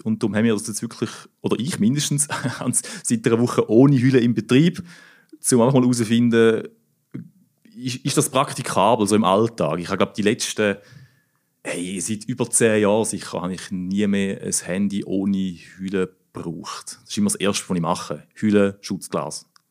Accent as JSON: {"language": "German", "region": "Thurgau", "country": "Switzerland", "said": "ich komme ja aus dem Thurgau, oder? Im Obstgarten von der Schweiz. Und äh, meine Mutter hat früher zu Frauenfeld auf dem Markt immer Grafenstein"}